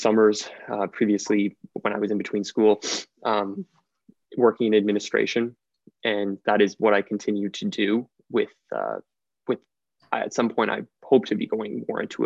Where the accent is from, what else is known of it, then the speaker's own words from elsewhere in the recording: Ontario, Canada; I was born and raised here in Ontario, where I still reside.